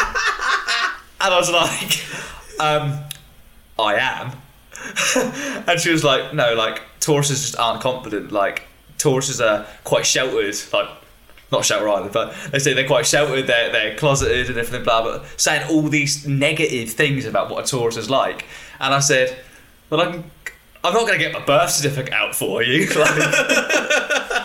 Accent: United Kingdom; being British

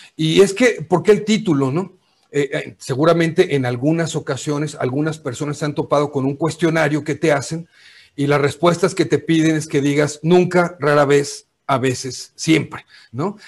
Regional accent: Mexico; como decimos en México

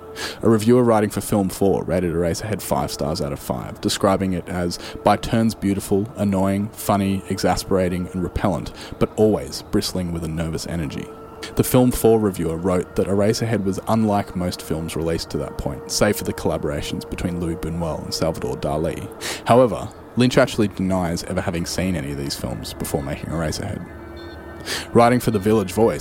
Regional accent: Australia; here in my home country in Australia

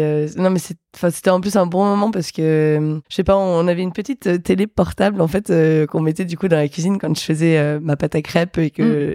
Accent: Metz, Grand Est, France; je viens de Metz

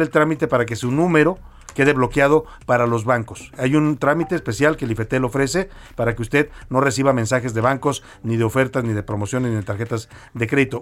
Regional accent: Guadalajara, Jalisco, Mexico; also born or lived in Tlalpan, Mexico City; now in Mexico City, Mexico; yo como tapatío que llegué aquí emigrado, ahora también ya chilango

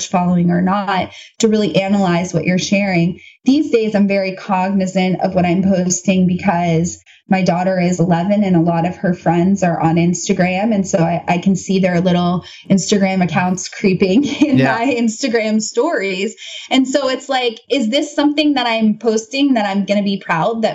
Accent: United States; as an American

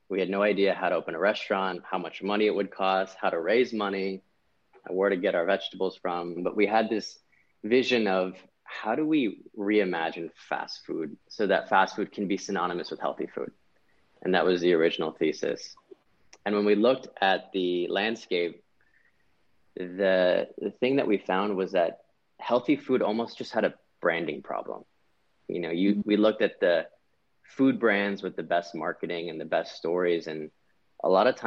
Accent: Pasadena, California, United States; moved away as an adult; also born or lived in Washington, D.C.; I'm born and raised in Los Angeles, California. I grew up in Pasadena.

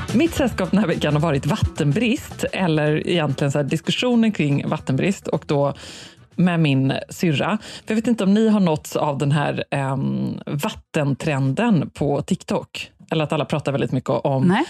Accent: Sweden; här hemma i Sverige

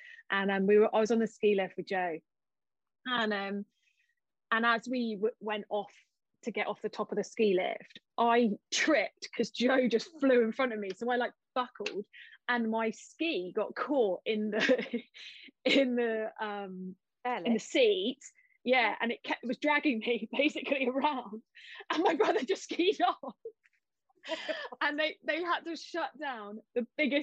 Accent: New Zealand; moved away; I grew up in New Zealand. We used to go to the mountains all the time

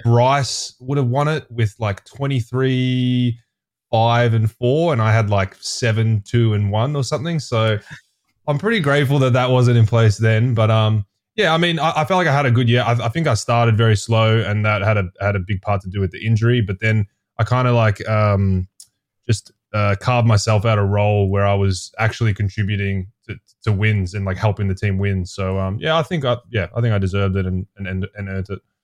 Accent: Melbourne, Victoria, Australia; moved away as an adult; also born or lived in Brisbane / Boise

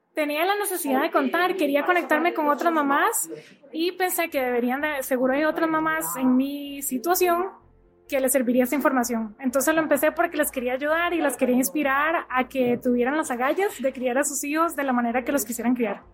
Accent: Costa Rica; moved away as an adult; now in United States; soy de Costa Rica, pero hace ocho años vivo en Estados Unidos

